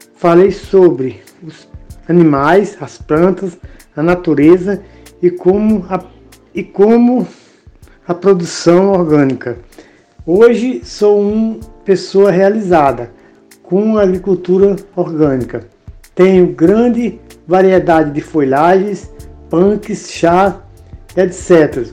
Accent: Ceará, Brazil; now in São Paulo, Brazil; nasci no Ceará, moro em São Paulo há 40 anos

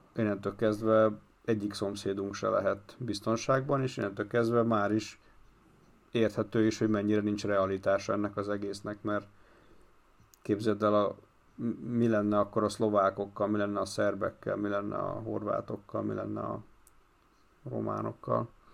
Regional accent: Hungary

